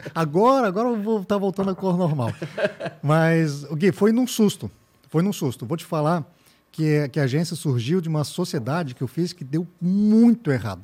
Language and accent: Portuguese; Blumenau, Santa Catarina, Brazil; eu sou de Blumenau, tenho agência já há cinco anos